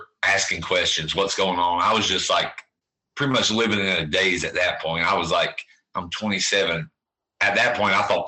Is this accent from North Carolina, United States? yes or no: yes; Bethel, North Carolina, United States; born and raised here in a little community called Bethel